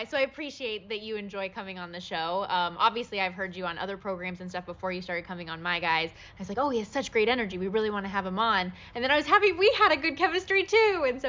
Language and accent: English; Las Vegas, Nevada, United States; I grew up in Las Vegas.